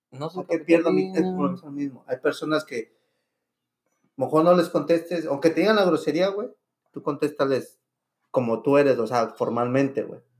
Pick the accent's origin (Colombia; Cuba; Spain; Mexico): Mexico; Yo les digo, mira, si soy mexicano, güey. Y allá no distinguimos el puto color